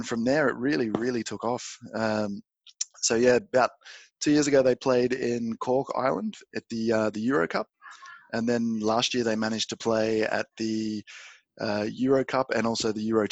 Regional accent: Australia; moved away as an adult; now in Germany; being Aussie

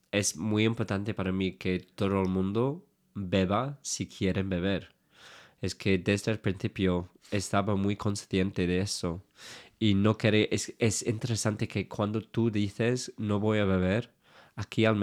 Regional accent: England, United Kingdom; Spanish is a second language; moved away; Creo que siendo inglés es claro lo que quiero decir.

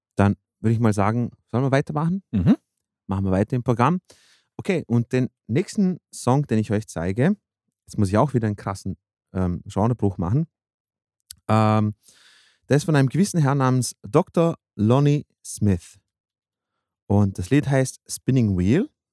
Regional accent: Vienna, Austria; moved away; bei uns in Wien

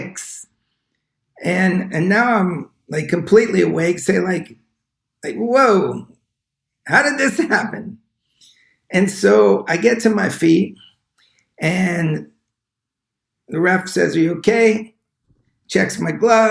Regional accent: Long Island, New York, United States; I grew up in Long Island

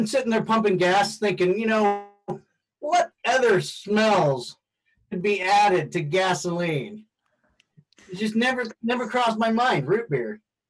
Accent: Guam; born there; he was born in South Korea and I was born in Guam, but we're totally American citizens.

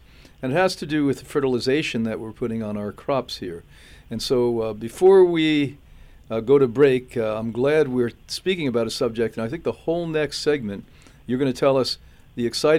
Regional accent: New York area, United States; also born or lived in Europe / West Coast / New England; now in Florida, United States; I grew up in the New York area.

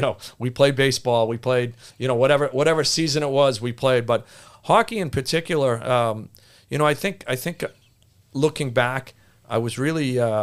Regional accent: Boston, Massachusetts, United States; Yeah, well, we grew up in Hyde Park.

